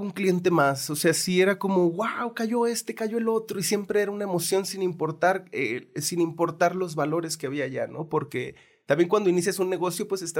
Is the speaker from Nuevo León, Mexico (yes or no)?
no; Santiago Ixcuintla, Nayarit, Mexico; Yo, yo nací en Santiago Escuintla, Nayarit